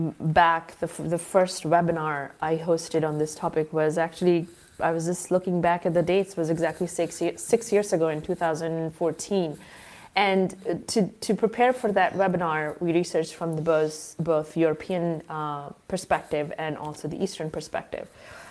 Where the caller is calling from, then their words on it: Qatar; I am right now in the Middle East. I'm in Qatar.